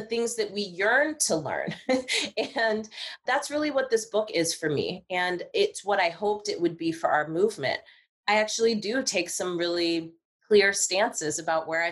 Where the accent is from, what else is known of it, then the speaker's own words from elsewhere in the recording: Marin County, California, United States; I'm from Marin County